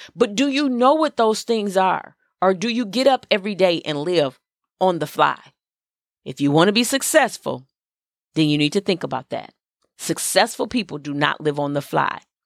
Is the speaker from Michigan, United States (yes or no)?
yes; Flint, Michigan, United States; I grew up in Flint, Michigan